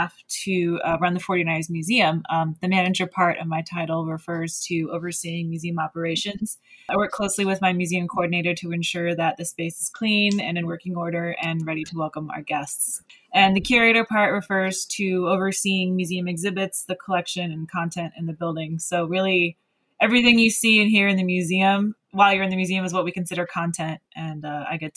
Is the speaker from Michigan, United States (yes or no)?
no; Bay Area, California, United States; I grew up in the Bay Area